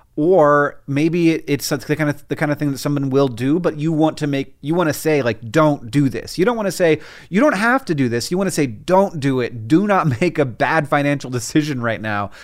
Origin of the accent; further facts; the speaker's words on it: Florida, United States; where I grew up in Florida